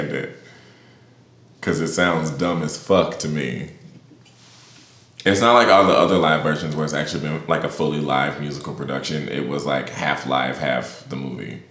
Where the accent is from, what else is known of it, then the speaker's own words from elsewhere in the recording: St. Louis, Missouri, United States; I'm from St. Louis.